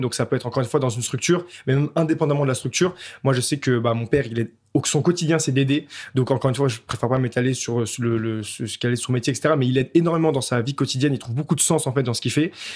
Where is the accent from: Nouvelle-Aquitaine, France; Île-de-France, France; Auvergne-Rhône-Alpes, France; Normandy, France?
Île-de-France, France; Montreuil; j'ai grandi euh, à Montreuil, euh, en banlieue parisienne